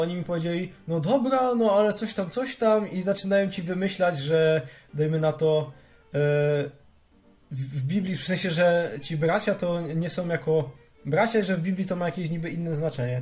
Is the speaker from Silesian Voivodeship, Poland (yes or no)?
yes; Silesian Voivodeship, Poland; ja jestem ze Śląska